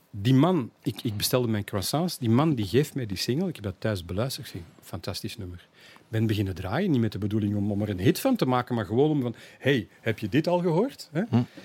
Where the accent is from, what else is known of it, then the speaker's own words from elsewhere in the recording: Antwerp, Flanders, Belgium; als echte Antwerpenaar